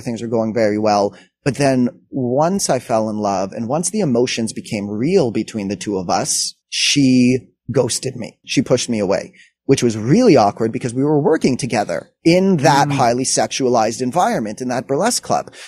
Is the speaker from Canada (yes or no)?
yes; Montreal, Quebec, Canada; I grew up in Montreal